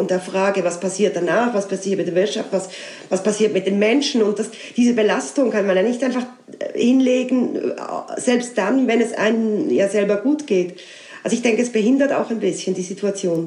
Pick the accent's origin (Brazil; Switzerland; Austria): Switzerland; Basel, Basel-Stadt; now in Alsace, France; das Elsass, wo ich jetzt lebe, ist ja Teil meiner Heimat, also Teil von Basel